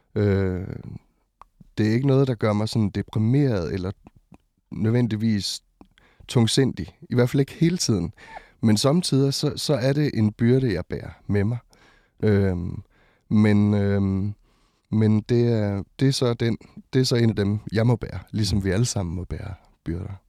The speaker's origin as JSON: {"language": "Danish", "area": "West Jutland", "region": "Central Denmark Region", "country": "Denmark", "tie": "born or raised there", "also_born_or_lived": "Botswana / Ringkøbing", "said": "jeg er vokset op i Indre Mission øhm, i Vestjylland"}